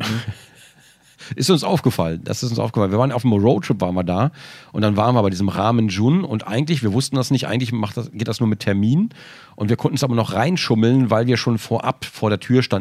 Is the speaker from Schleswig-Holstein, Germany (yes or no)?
no; Frankfurt, Hesse, Germany; Ich bin in Frankfurt geboren.